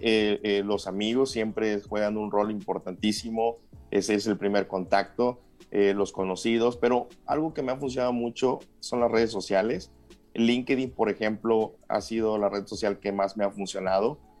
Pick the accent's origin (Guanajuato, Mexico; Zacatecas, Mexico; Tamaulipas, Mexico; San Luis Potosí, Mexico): San Luis Potosí, Mexico; Huasteca Potosina; moved away as an adult; now in Querétaro, Mexico; soy del estado de San Luis Potosí, de la región Huasteca, está en el sur del estado